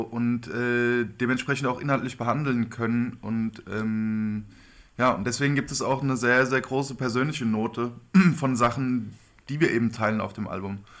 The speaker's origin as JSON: {"language": "German", "region": "Hesse", "country": "Germany", "said": "wir sind keine Stuttgarter. Hessen liegt nicht in Stuttgart"}